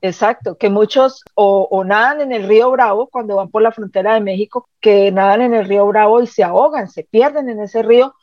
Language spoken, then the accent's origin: Spanish; Cali, Valle del Cauca, Colombia; moved away as an adult; also born or lived in Caracas / Bogotá / Charlotte; now in Canada; yo nací y me crié en Cali